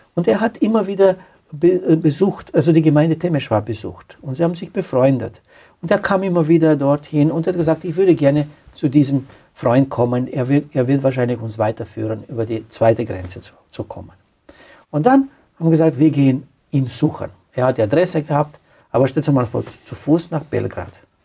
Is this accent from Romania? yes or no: yes; Romania; German is a second language; moved away as an adult; also born or lived in Austria; now in Klagenfurt, Austria; Ich stamme aus Rumänien. Ich bin nach Österreich geflüchtet